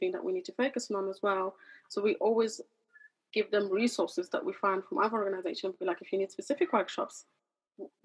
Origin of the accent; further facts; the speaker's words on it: London, United Kingdom; I grew up in East London, you know, I understand struggle. I was a migrant kid myself